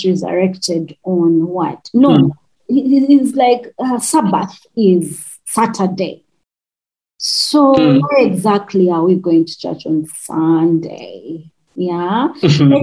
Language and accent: English; Uganda; accent: Rutshuga; my Rutshuga accent